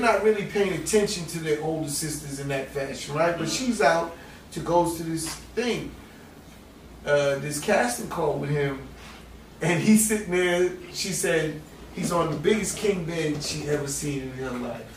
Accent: New York City, New York, United States; we in Hollis, we grew up in Hollis, Queens

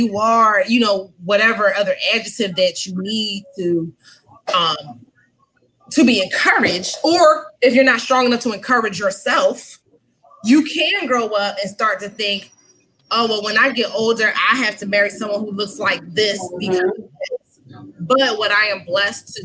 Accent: Philadelphia, Pennsylvania, United States; now in Southern United States; I'm from Philadelphia originally

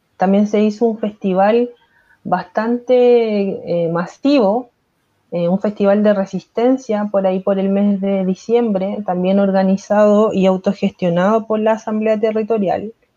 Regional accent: Viña del Mar, Valparaíso, Chile; soy pobladora desde, desde mi nacimiento, vivo en la población

